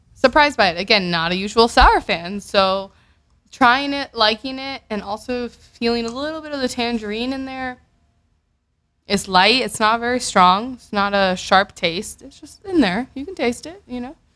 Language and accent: English; Miami, Florida, United States; from Miami, Florida. It's my hometown. It's where you know Carlos and I grew up.